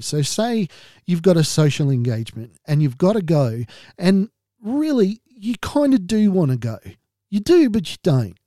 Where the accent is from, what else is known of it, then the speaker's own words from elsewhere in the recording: Australia; being an Australian